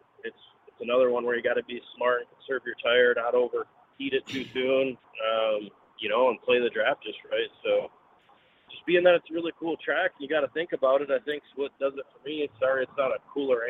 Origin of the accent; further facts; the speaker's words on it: Michigan, United States; we're both from Michigan